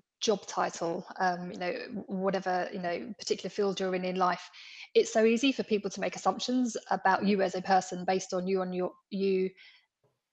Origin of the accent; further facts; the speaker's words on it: London, United Kingdom; I was born in the East End of London, into a very working class background. I lived on a council estate. I went to a comprehensive school.